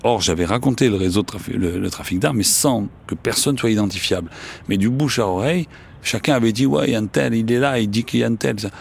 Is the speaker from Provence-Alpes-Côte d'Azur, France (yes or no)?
yes; Marseille, Provence-Alpes-Côte d'Azur, France; accent: Marseillais; j'ai un accent marseillais